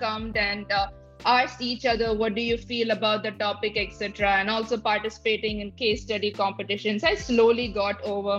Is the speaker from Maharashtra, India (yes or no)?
no; Tamil Nadu, India; moved away as an adult; also born or lived in Shillong; now in United States; I come from a remote tier two city or town in Tamil Nadu.